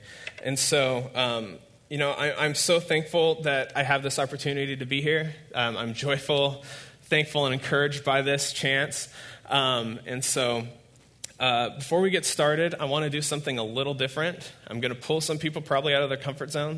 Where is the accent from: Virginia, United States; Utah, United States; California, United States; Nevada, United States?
California, United States; Fairfield; that is my hometown. I don't live there, but I live near there. And so that's where I grew up. I spent the first 23 years of my life mostly in Fairfield